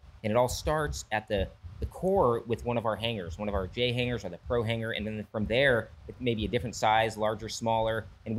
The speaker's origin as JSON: {"language": "English", "region": "Hawaii", "country": "United States", "tie": "born there", "also_born_or_lived": "Europe / Valencia", "said": "I'm kind of army brat, you know, born in Hawaii, lived in Europe as a kid on base. You know, my parents settled down in Valencia in 85."}